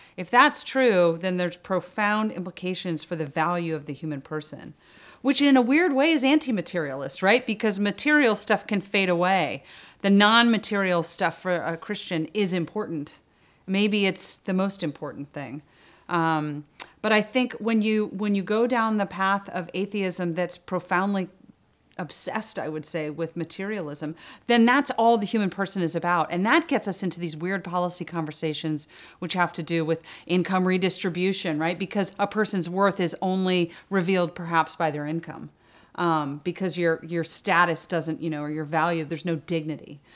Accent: Alexandria, Virginia, United States; I'm actually a Northern Virginia native, so I was born in Alexandria

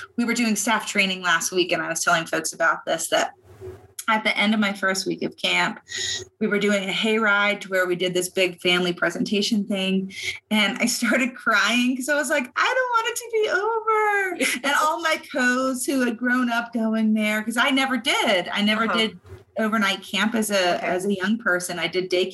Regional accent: Virginia, United States; moved away as an adult; now in Arizona, United States; I am originally from Virginia

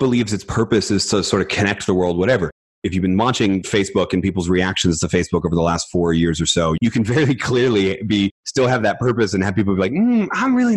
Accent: Philadelphia, Pennsylvania, United States; I grew up in outside of Philadelphia

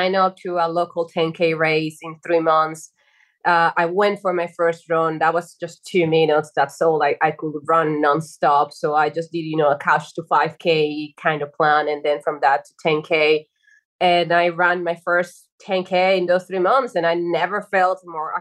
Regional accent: Dominican Republic; moved away as an adult; also born or lived in Spain; I'm originally from Dominican Republic, by the way. So I came to Spain in 2007 to do a master's degree

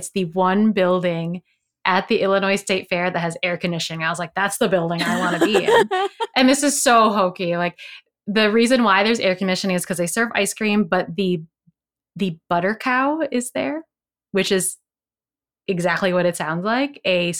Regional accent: Philippines; And so as a Filipino person, you know, said this representation was important for me as well.

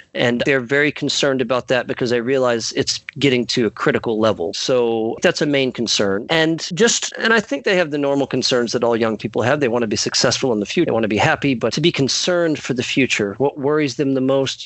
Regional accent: United States; also born or lived in Mississippi; I'm an American. I live here in the great state of Mississippi

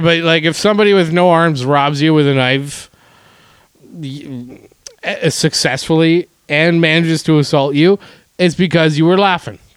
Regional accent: Winnipeg, Manitoba, Canada; my hometown

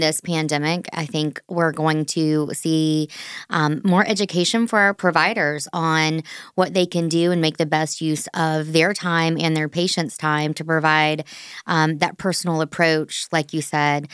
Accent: Orangeburg, South Carolina, United States; as I grew up in Orangeburg, South Carolina

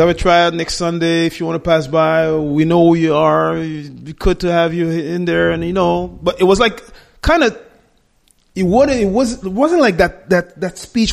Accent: Montreal, Quebec, Canada; We were born and raised in Montreal, the majority of us

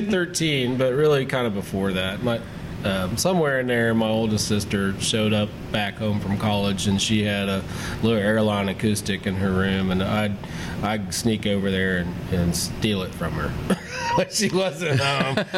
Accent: Pendleton, Indiana, United States; I grew up uh, outside of Pendleton, right on the Hancock County

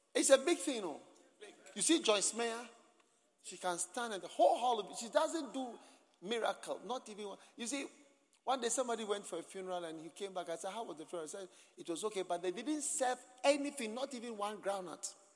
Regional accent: Ghana; accent: Ghanaian; my Ghanaian accent

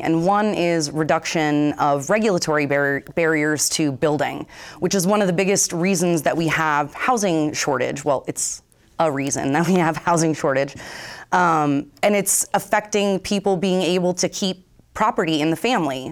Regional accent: Vermont, United States; born and raised in Vermont

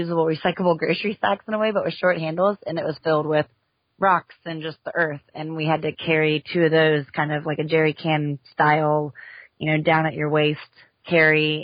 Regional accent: Houston, Texas, United States; moved away; I'm from Houston, and I was recently, just last year, moved back to Houston.

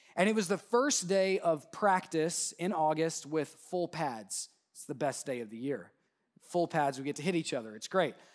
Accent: Southwest Oklahoma, United States; my hometown in, in Southwest Oklahoma

